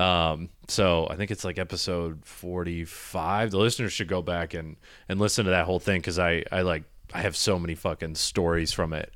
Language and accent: English; Michigan, United States; moved away; also born or lived in Ohio; I was in Ohio, I grew up in Michigan